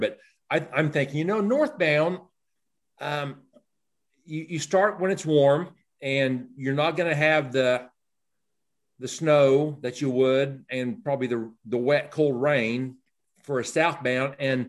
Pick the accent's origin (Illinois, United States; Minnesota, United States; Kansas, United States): Kansas, United States; I'm from Kansas